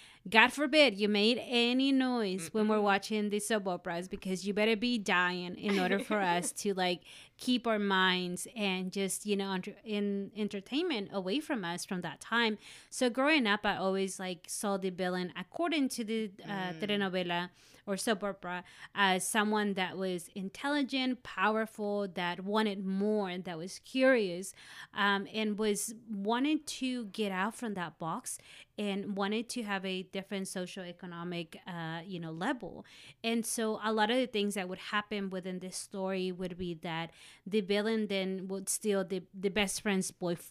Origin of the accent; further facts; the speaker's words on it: Mexico; when I think about soap operas growing up in Mexico